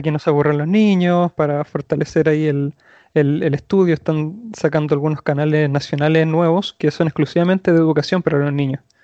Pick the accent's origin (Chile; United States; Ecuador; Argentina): Chile; Santiago, Santiago Metropolitan Region; soy de Chile, Santiago